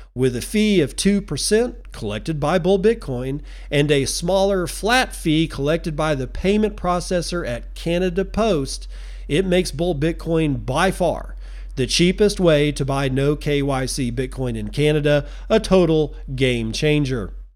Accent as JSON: {"language": "English", "country": "United States"}